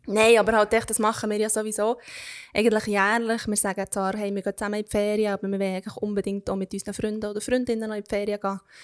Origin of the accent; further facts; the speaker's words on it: Switzerland; als Schweizer oder Schweizerin